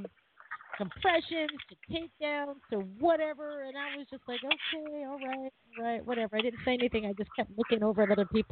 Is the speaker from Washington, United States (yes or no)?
yes; Seattle, Washington, United States; I'm from Seattle